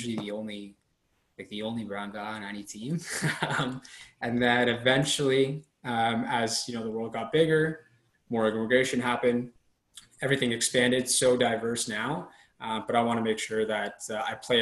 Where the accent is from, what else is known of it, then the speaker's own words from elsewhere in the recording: Toronto, Ontario, Canada; growing up in Toronto, I was a huge hockey fan.